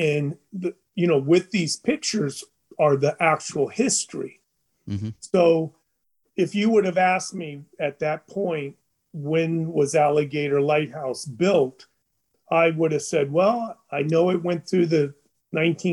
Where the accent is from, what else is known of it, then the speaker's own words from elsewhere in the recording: Florida Keys, United States; also born or lived in Chicago, Illinois; I've lived in the Keys all my life. Since I was two weeks old, my mother brought, I was born in Chicago, and I was brought here when I was 2 weeks old in 1959